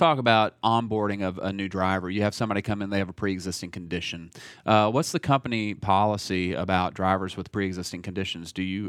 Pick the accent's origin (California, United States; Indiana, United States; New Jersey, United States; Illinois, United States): Indiana, United States; now in Nashville, United States; So when I was growing up in Indiana, everybody waved, everybody said hello. There was niceties that you would experience when you walk past somebody. And living in Nashville for 20 years